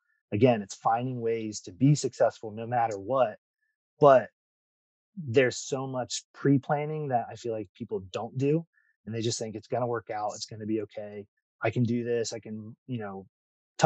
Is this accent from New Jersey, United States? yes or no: no; Ohio, United States; moved away as an adult; now in Florida, United States; I grew up in Ohio